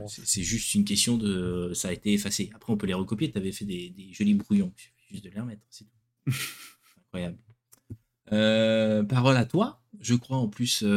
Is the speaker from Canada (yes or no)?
no; France; chez nous en France